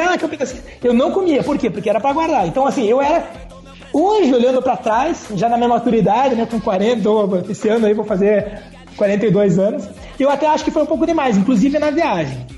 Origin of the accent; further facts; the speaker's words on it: Curitiba, Paraná, Brazil; Eu sou curitibano